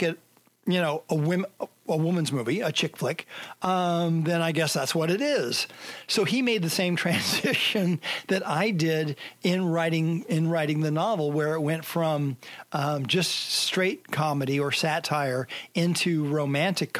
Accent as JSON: {"language": "English", "town": "San Jose", "region": "California", "country": "United States", "tie": "born or raised there", "said": "San Jose is where I grew up"}